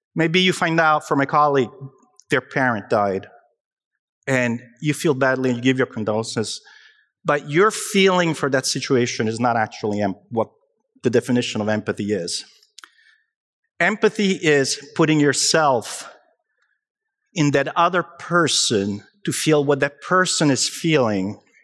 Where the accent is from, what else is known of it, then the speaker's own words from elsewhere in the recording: Naples, Campania, Italy; moved away; io sono italiano, vengo da Napoli.